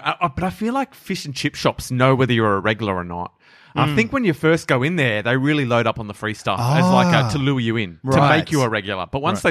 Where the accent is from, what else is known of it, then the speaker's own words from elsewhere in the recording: Australia; also born or lived in Coburg, Victoria; as Australian citizens